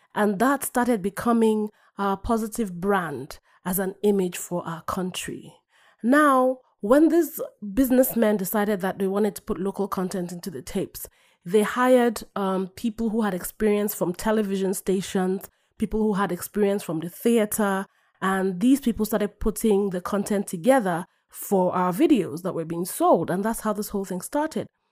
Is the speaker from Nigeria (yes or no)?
yes; Nigeria; moved away as an adult; now in United States; I'm originally from Nigeria.